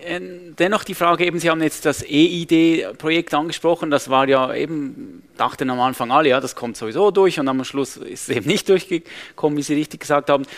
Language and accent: German; Switzerland; bei uns in der Schweiz